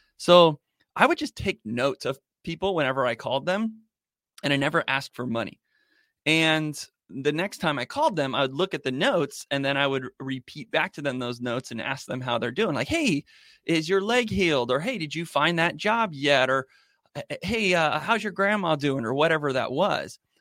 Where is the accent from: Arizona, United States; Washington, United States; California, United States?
Arizona, United States; Born and raised here, and I love it here